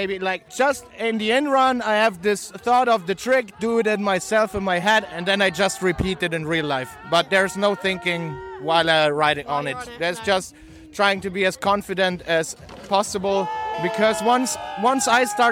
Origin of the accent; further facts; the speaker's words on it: Innsbruck, Tyrol, Austria; over here in Innsbruck, in my hometown